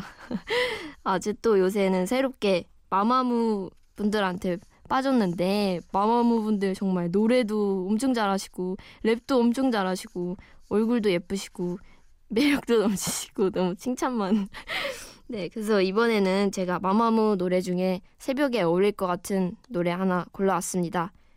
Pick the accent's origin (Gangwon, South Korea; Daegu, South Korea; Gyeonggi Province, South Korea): Gangwon, South Korea; Wonju; now in Seoul, South Korea; 언니랑 저는 원주에서 자랐어요. 강원도 원주라고 아시나요?